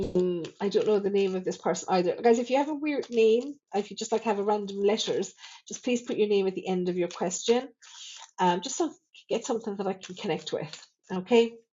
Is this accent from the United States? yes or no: no; Thurles, Munster, Ireland; my hometown here in Thurles